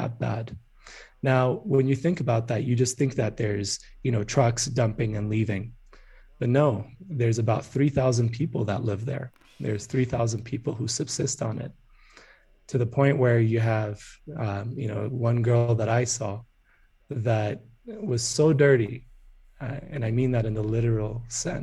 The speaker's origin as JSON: {"language": "English", "region": "Addis Ababa", "country": "Ethiopia", "tie": "born or raised there", "moved": "as an adult", "said": "When I was growing up in Addis, which is the capital of Ethiopia"}